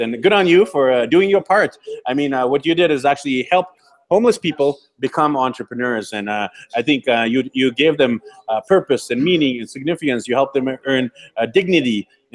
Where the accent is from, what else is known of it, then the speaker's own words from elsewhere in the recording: Vancouver, British Columbia, Canada; I'm actually from Vancouver, BC, Canada, born and raised